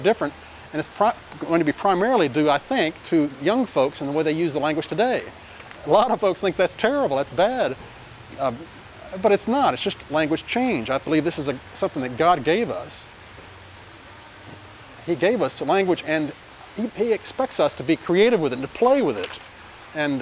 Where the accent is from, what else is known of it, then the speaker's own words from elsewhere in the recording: Central Texas, United States; accent: twang; the kind of dialect that I grew up in, which was in Central Texas in the 50s